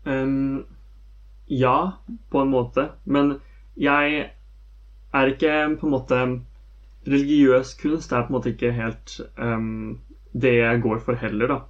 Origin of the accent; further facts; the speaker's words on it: Skjetten, Akershus, Norway; jeg vokste opp på Skjetten